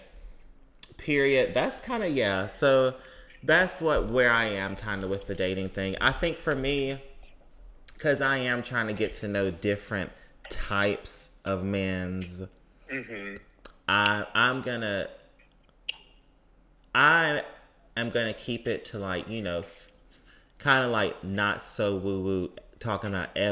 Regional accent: Mississippi, United States; when I was growing up in Mississippi

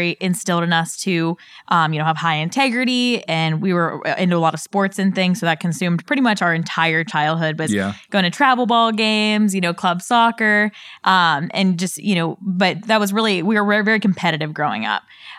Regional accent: Pittsburgh, Pennsylvania, United States; Yeah, so I'm from Pittsburgh, Pennsylvania. Definitely never thought I would leave there. So that's kind of the first part of my story is, you know, all my family lives kind of in one small town in Pittsburgh.

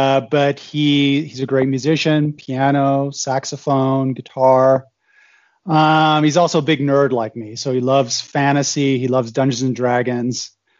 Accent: Germany; My background is I was born in Germany, actually, to an American dad and a German mom. My dad worked for the Department of Defense, U.S. Department of Defense. And so I went to Army and Air Force schools in Germany.

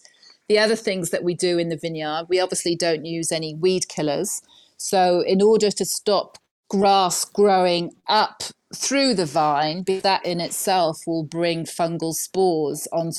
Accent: Wales, United Kingdom; also born or lived in New Zealand; now in Bordeaux, France; Maybe because we're Welsh and maybe because this is a big rugby area.

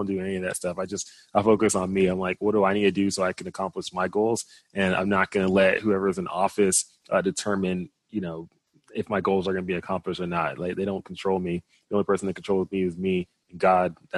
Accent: Dallas, Texas, United States; moved away as an adult; originally I'm from Dallas, Texas. Both of my parents immigrated from Nigeria to the U.S. before, settling in Dallas. And, you know, growing up there

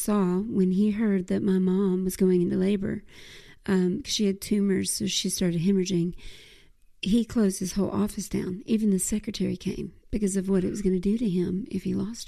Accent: Mississippi, United States; also born or lived in Phenix City, Alabama / Columbus, Georgia; I'm a Mississippi girl

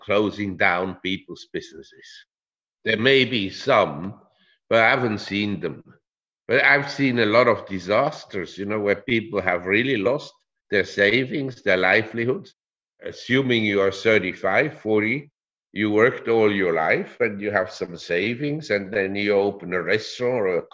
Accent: Switzerland; I'm from Switzerland

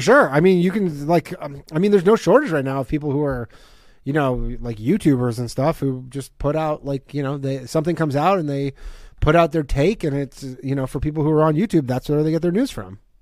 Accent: Ontario, Canada; now in New York, United States; I'm from Canada, right? Like, I don't, I don't even have New York ID. I, I still have my Ontario driver's license

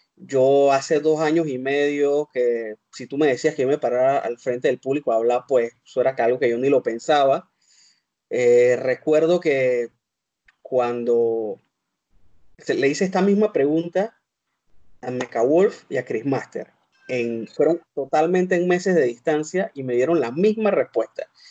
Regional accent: Panama; Yo soy de Panamá.

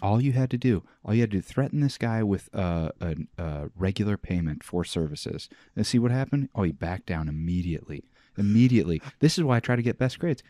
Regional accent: Joliet, Illinois, United States; I grew up in Joliet, Illinois.

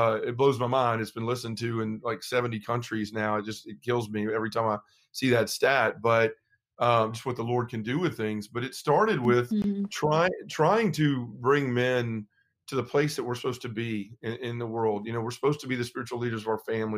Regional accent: Memphis, Tennessee, United States; I'm from Memphis, Tennessee

